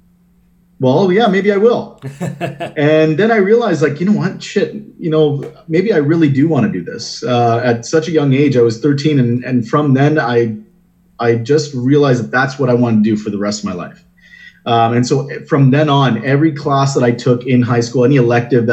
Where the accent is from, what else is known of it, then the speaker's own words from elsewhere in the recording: Windsor, Ontario, Canada; moved away as an adult; now in Toronto, Canada; So I'm born and raised in Windsor